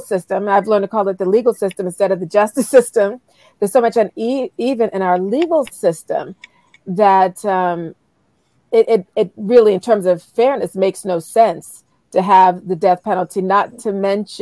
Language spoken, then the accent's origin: English; Charleston, South Carolina, United States; I grew up in Charleston, South Carolina